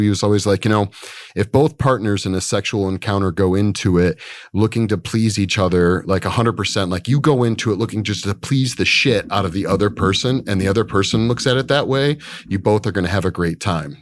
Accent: Michigan, United States; moved away; I grew up in the Midwest in Michigan.

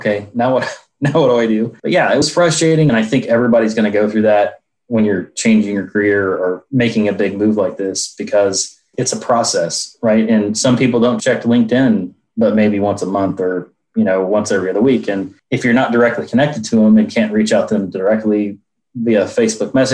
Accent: Indianapolis, Indiana, United States; I'm from Indianapolis, Indiana

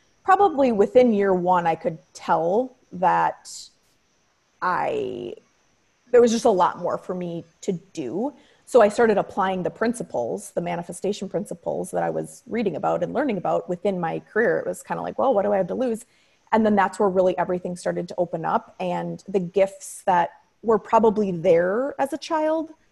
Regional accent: Wisconsin, United States; I grew up in Wisconsin

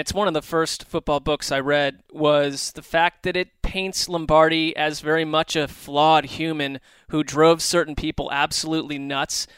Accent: East Coast, United States; I grew up on the East Coast

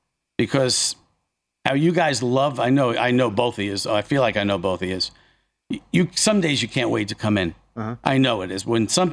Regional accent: northeastern New Jersey, United States; Jersey's a big place, especially northeastern New Jersey, where it's, you know, I'm just outside. I mean, I grew up in the Sopranos area. You know, Uncle June's house is down the street from me. Oh, yeah. Satriali's is next town over. You know, so I'm an Italian

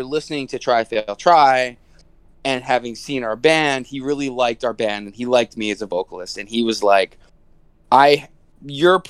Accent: outside Philadelphia, Pennsylvania, United States; moved away; also born or lived in New Brunswick, New Jersey; I was a Philly kid before I moved to New Brunswick. I grew up 20 minutes outside Philly.

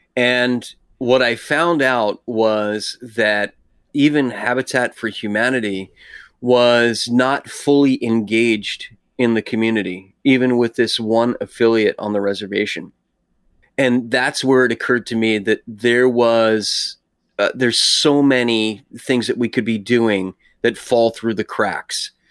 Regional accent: New York, United States; I was born in New York, so I'm an East Coaster

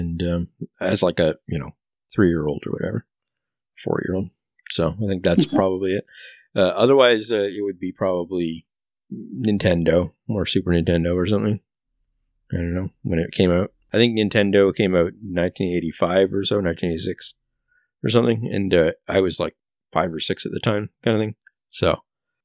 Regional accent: Canada; I'm Canadian

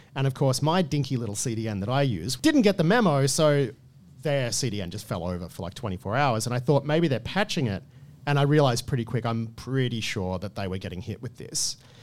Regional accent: Australia; as an Australian

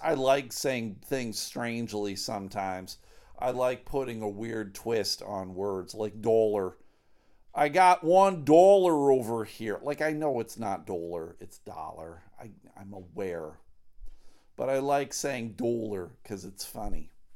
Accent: Buffalo, New York, United States; the good old Buffalo Bills, my hometown heroes, the Buffalo Bills

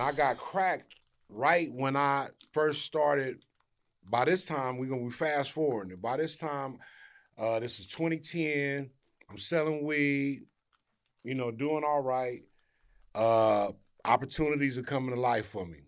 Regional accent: Inglewood, California, United States; also born or lived in Arkansas / South Los Angeles; I've been here since I was ten, and I grew up in Inglewood, between Inglewood and South L A.

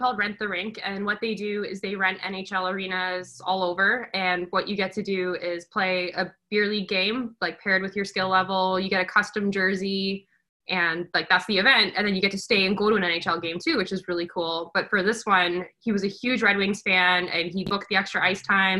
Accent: Alberta, Canada; born there; I was born in Alberta. I only stayed there for a little bit

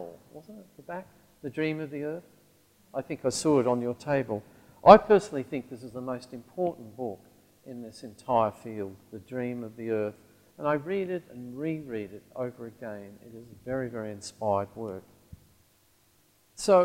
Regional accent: Central Australia, Australia; the region I grew up in Central Australia

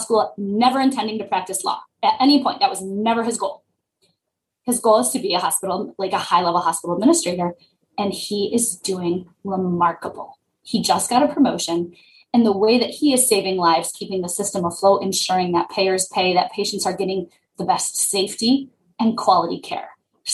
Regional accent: Detroit, Michigan, United States; we're both from Michigan. I'm from the Detroit area

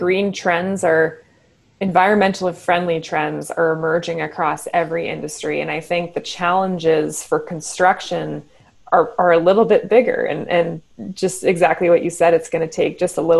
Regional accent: Kitchener, Ontario, Canada; I grew up in Kitchener-Waterloo

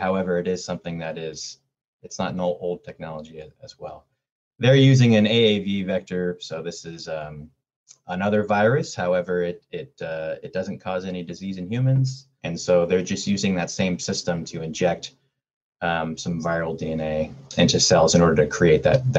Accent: San Diego, California, United States; moved away as an adult; You know, I'm from San Diego and I lived there all my life before I turned 18, and so I try to keep my ear down at what's happening down there.

